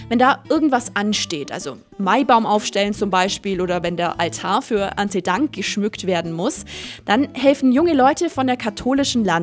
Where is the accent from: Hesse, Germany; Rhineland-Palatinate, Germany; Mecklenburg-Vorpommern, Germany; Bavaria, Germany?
Bavaria, Germany; Das ist ja generell bei uns im Allgäu so.